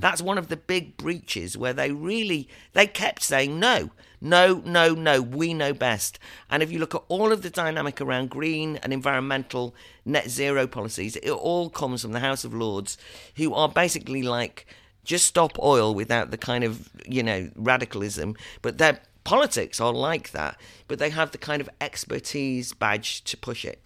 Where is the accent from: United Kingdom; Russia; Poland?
United Kingdom; Wales; I'm from Wales. I have family in Wales